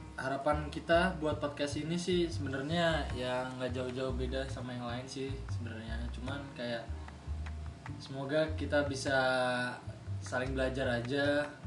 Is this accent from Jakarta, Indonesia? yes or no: yes; Jakarta, Indonesia; moved away; kita berdua kan asalnya sama dari Jakarta